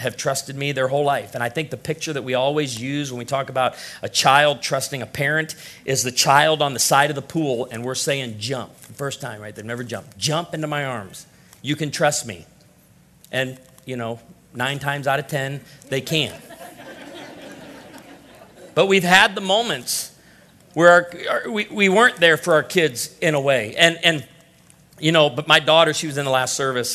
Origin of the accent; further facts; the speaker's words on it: Illinois, United States; I'm from Illinois